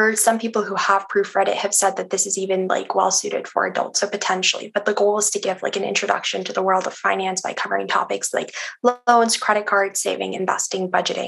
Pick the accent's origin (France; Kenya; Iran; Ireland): Iran; now in Canada; So I'm Iranian Canadian. So for most of my life, I actually haven't been in Canada. I've been in Iran. So I lived there when I was like really young. And I lived there for like a big part of high school as well